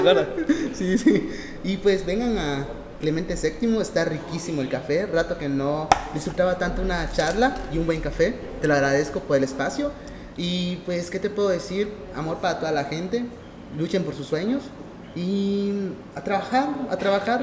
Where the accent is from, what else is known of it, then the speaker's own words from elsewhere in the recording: Mexico; nosotros como mexicanos